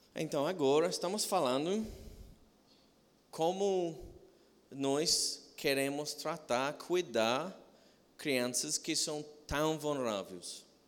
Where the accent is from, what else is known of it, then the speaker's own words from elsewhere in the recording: England, United Kingdom; Portuguese is a second language; now in Brazil; sou de Inglaterra